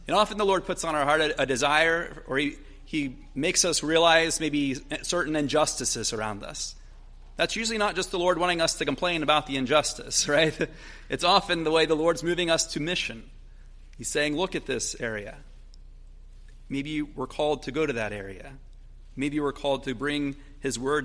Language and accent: English; Logan, United States; growing up in Logan, where I'm from